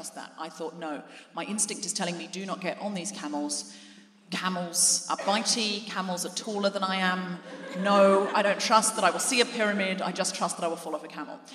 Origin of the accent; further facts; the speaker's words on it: Gold Coast, Queensland, Australia; moved away as an adult; now in London, United Kingdom; I was raised on the Gold Coast